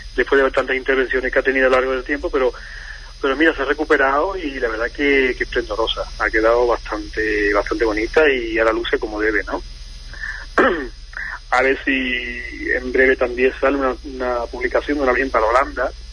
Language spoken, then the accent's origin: Spanish; Huelva, Andalusia, Spain; moved away; soy de Huelva como bien y tal yo muchísimo tiempo aquí pero sí es verdad que me une a Huelva mi, mi familia